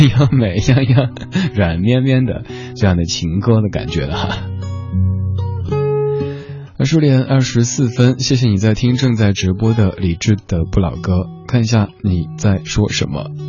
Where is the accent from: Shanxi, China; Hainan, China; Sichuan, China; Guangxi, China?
Sichuan, China; accent: Sichuanese; 刚才我一直在用家乡话、四川话给这首歌和声